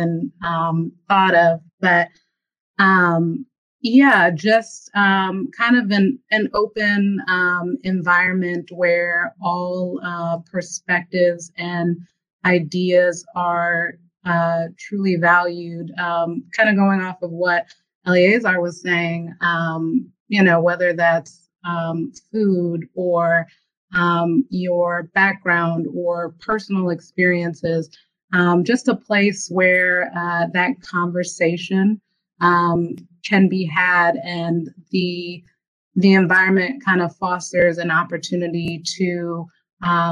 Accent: Virginia, United States; growing up in Virginia and our south of DC, I did, you know, grow up in a diverse environment

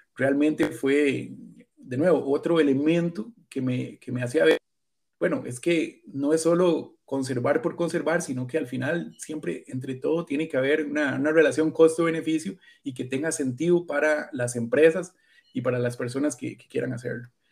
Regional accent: near Alajuela, Costa Rica; yo nací en realidad acá en Costa Rica, eh, en el borde del Valle Central, de las montañas, en una ciudad cerca de, Alajuela

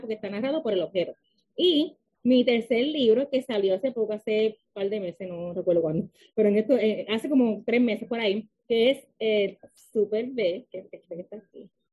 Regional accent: Lajas, Puerto Rico; also born or lived in Mayagüez, Puerto Rico; now in San Juan, Puerto Rico; nací en Mayagüez, soy de Laja, Puerto Rico, pero vivo actualmente en San Juan.

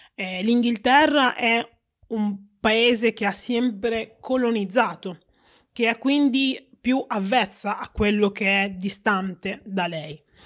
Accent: Reggio Emilia, Emilia-Romagna, Italy; sono nata a Reggio Emilia e sono stata cresciuta con i costumi propri della, della città di Reggio e dell'Italia

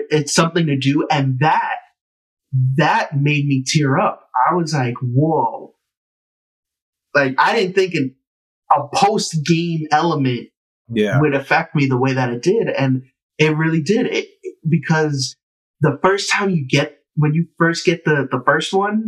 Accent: New York City, New York, United States; I felt like I was saving my hometown. Yeah. I felt like I was saving Harlem

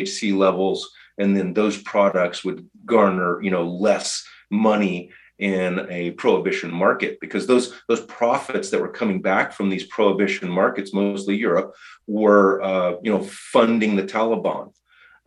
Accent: California, United States; moved away as an adult; I grew up in California

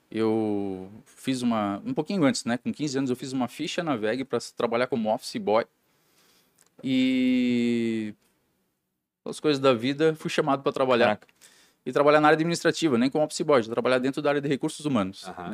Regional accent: Jaraguá do Sul, Santa Catarina, Brazil; born there; sou, sou nascido em Jaraguá do Sul, de uma família é, de industriários, né?

